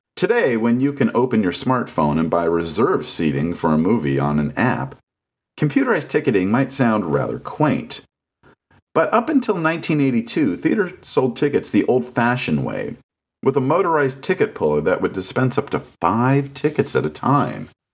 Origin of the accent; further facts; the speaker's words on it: Los Angeles, California, United States; moved away; also born or lived in Santa Cruz; I headed back to my hometown.